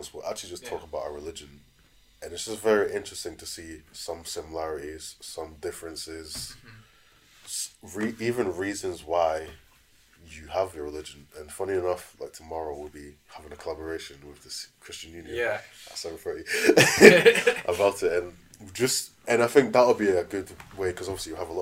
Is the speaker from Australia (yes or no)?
no; Scotland, United Kingdom; also born or lived in London; growing up in Scotland